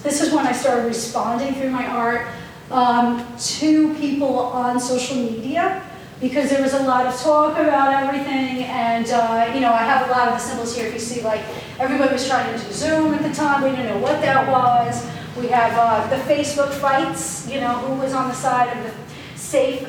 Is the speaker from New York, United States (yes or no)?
yes; New Rochelle, New York, United States; New Rochelle, my hometown